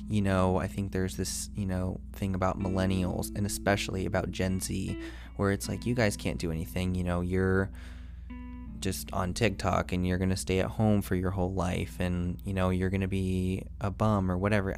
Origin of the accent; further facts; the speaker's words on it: United States; being American